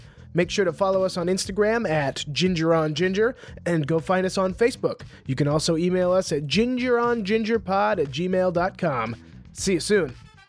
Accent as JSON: {"language": "English", "town": "Lewistown", "country": "United States", "tie": "born or raised there"}